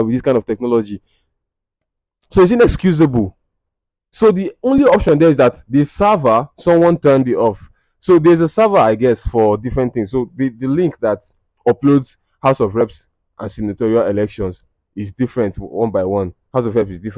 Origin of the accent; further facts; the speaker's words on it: Nigeria; I'm from Nigeria